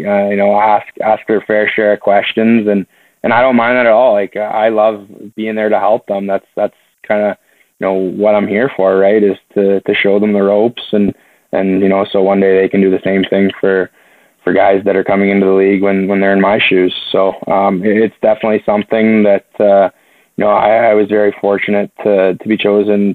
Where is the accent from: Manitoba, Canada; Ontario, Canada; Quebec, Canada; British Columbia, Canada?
Ontario, Canada; London; London, which is my hometown game